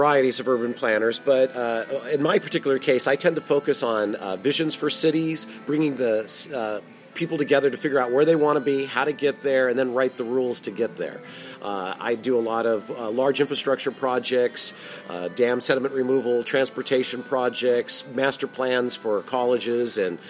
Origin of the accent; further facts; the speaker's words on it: Whittier, California, United States; I grew up in Southern California. I grew up in Whittier, which is very close to here.